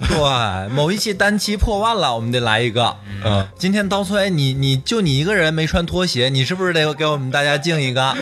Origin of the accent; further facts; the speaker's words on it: Northeast China, China; moved away; 我作为一个东北人